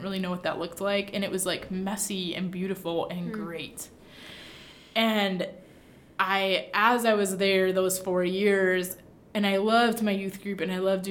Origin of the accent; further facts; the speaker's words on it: Michigan, United States; also born or lived in Kankakee, Illinois; now in Hammond, United States; I'm from Michigan